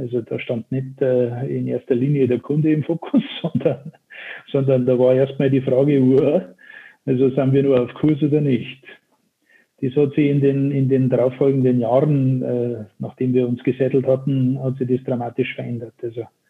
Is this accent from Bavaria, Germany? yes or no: yes; Chiemsee, Upper Bavaria, Germany; ihr werdet meiner Sprache entnehmen können, dass ich kein gebürtiger Hamburger bin, sondern äh, eher weit, weiter südlich äh, das Licht der Welt erblickt habe, in Oberbayern, um genau zu sein, am Chiemsee.